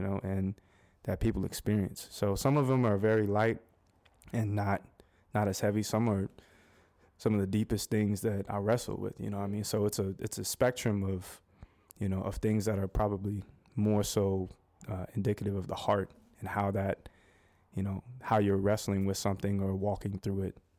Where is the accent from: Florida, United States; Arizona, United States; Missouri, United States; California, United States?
Arizona, United States; Scottsdale; moved away as an adult; now in Winston-Salem, United States; I'm actually, uh, born and raised in, uh, Scottsdale, Arizona. Uh, that's my hometown.